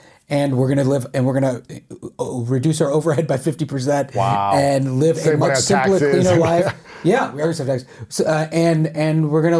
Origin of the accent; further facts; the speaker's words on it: Charlotte, North Carolina, United States; now in Los Angeles, United States; I'm from Charlotte.